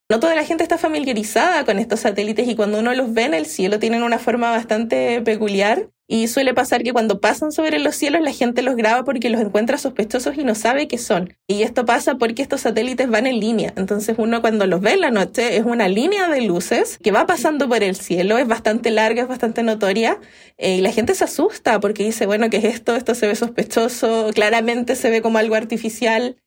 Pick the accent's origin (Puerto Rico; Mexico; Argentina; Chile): Chile; Valparaíso; Ahí estudié en mi ciudad natal, en Valparaíso